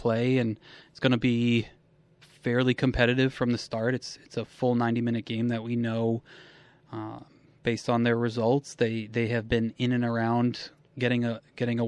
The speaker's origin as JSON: {"language": "English", "region": "New England", "country": "United States", "tie": "born or raised there", "also_born_or_lived": "Philadelphia / Springfield, Massachusetts / Elmira, New York", "moved": "as an adult", "lives_now": "Buffalo, United States", "said": "I grew up in New England"}